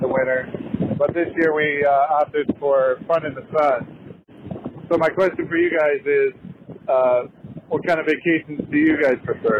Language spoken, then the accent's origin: English; Cleveland, Ohio, United States; We're from Cleveland. We're calling you from Jensen Beach near Port St. Lucie, Florida